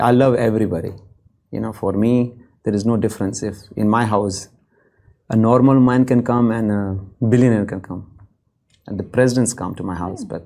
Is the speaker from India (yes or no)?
yes; India; also born or lived in Kuwait; now in Dubai, United Arab Emirates; I'm from India.